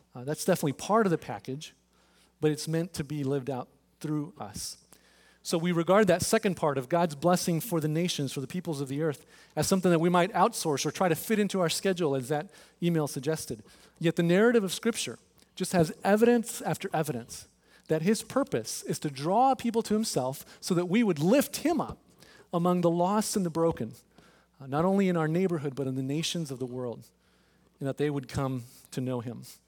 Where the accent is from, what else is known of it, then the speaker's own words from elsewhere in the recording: Texas, United States; now in Overland Park, United States; I'm from Texas. I'm a Rangers guy